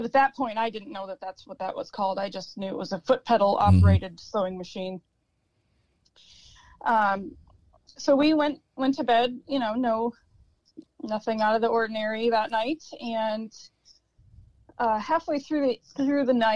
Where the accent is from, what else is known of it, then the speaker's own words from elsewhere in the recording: Mackinac Straits, Upper Peninsula, Michigan, United States; also born or lived in Detroit area, Michigan / Marquette, Michigan; I was born in the Detroit area and raised in the Mackinac Straits, Upper Peninsula area